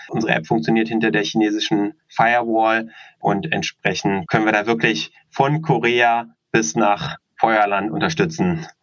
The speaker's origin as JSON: {"language": "German", "region": "Berlin", "country": "Germany", "tie": "born or raised there", "said": "Wir sind gebürtige Berliner, leben auch hier in Berlin, einige der wenigen"}